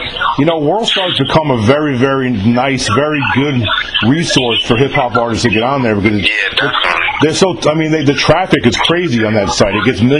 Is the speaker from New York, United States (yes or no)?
yes; New York City, New York, United States; moved away; I grew up in New York in the 80s